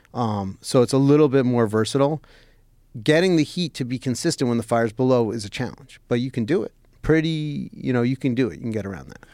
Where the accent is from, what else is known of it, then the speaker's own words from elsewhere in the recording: New York City, New York, United States; moved away as an adult; also born or lived in New Jersey; now in Los Angeles, United States; So I grew up in New York City.